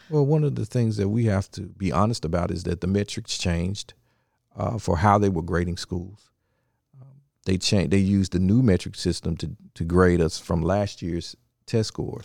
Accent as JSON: {"language": "English", "town": "Memphis", "region": "Tennessee", "country": "United States", "tie": "born or raised there", "also_born_or_lived": "Nashville, Tennessee", "said": "I am originally from, uh, Memphis, Tennessee, born and raised."}